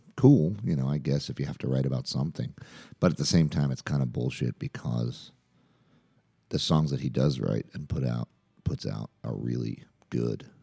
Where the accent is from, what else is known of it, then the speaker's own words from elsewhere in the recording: Jersey Shore, New Jersey, United States; now in Chapel Hill, United States; where I grew up on the Jersey Shore